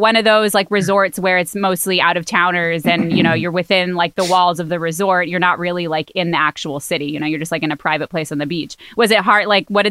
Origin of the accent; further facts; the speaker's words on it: Miami, Florida, United States; Oh, yeah. Yeah, I'm from Miami.